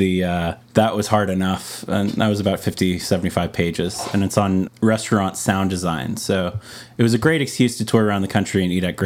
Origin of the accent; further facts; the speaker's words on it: Louisiana, United States; moved away; also born or lived in Texas; I grew up in Louisiana and then moved to Texas.